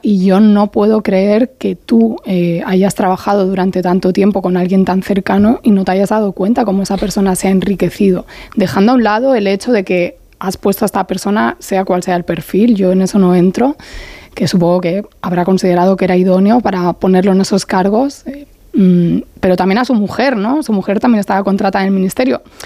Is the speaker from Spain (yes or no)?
yes; Barcelona, Catalonia, Spain; como barcelonesa